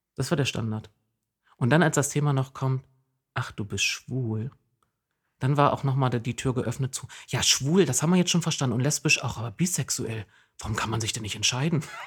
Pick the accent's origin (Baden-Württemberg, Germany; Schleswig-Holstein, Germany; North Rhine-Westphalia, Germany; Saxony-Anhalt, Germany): Saxony-Anhalt, Germany; Jessen; accent: Berlin-like dialect with Saxon influences; now in Oldenburg, Germany; meine Heimat liegt im Osten Sachsen-Anhalts